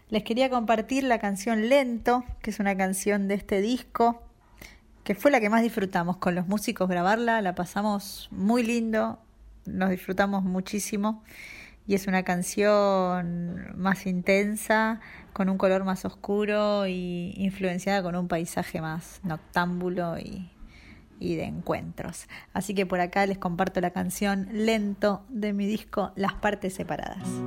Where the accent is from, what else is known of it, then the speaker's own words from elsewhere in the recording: Buenos Aires, Argentina; soy música de Buenos Aires